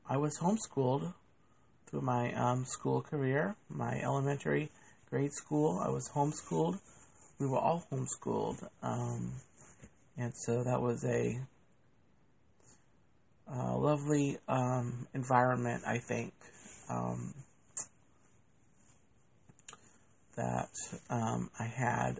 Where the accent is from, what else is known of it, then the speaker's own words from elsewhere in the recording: Oviedo, Florida, United States; also born or lived in Massachusetts; we've lived in the same little town here in Central Florida since I was the age of 4